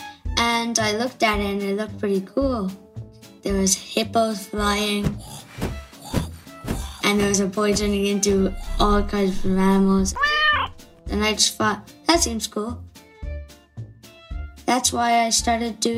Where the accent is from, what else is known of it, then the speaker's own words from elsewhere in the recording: Wicklow, Leinster, Ireland; I'm from Wicklow and I'm 9 years old